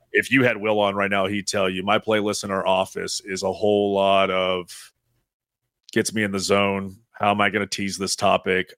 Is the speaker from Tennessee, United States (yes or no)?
yes; East Tennessee, United States; I'm from East Tennessee